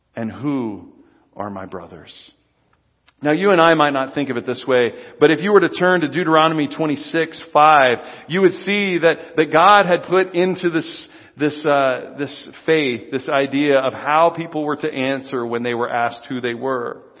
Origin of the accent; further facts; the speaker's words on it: United States; I'm an American Christian